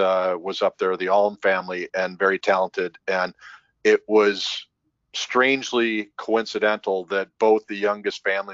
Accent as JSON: {"language": "English", "region": "Minnesota", "country": "United States", "tie": "born or raised there", "moved": "yes", "said": "I moved from Minnesota 34 plus years ago now"}